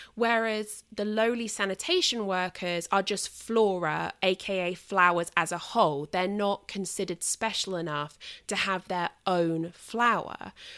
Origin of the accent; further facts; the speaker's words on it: United Kingdom; moved away; I'm British and it's kind of my, like, pagan heritage